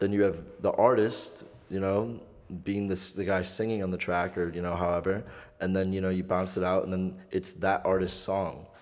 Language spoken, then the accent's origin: English; Clarkston, Michigan, United States; I'm not from Detroit. I'm from Clarkston.